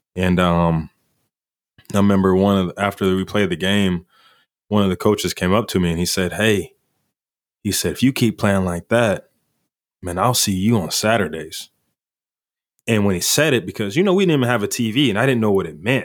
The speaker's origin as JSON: {"language": "English", "town": "Kingfisher", "region": "Oklahoma", "country": "United States", "said": "I'm from Kingfisher."}